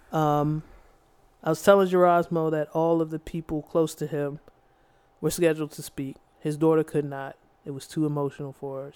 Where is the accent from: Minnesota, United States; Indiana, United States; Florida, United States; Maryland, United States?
Maryland, United States; District Heights; growing up where we grew up in District Heights.